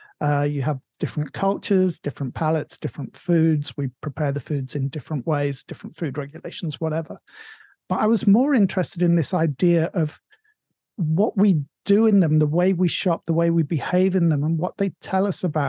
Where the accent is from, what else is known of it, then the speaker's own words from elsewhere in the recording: England, United Kingdom; moved away; my hometown is one of those towns. The Tesco is the biggest thing there.